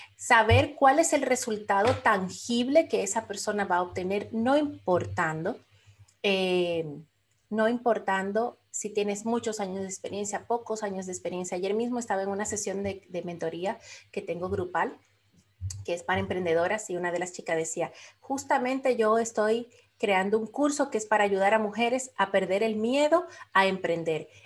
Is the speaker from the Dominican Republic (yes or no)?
yes; Dominican Republic; now in Florida, United States; soy de la República Dominicana, pero vivo ahora mismo en el estado de la Florida, en los Estados Unidos